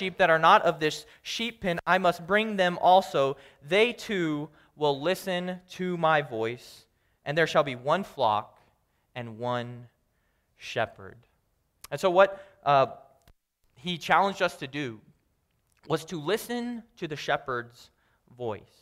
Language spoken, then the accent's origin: English; Kansas, United States; I'm from Kansas